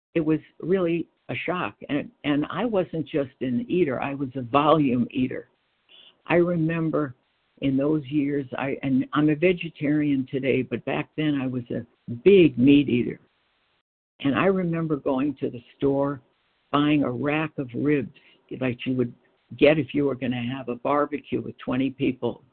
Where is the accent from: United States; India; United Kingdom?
United States; Freeport, New York; moved away as an adult; also born or lived in Brooklyn, New York / Batavia, Illinois; I was born in Brooklyn. We lived in Brooklyn, and then we moved out to a little town on Long Island called Freeport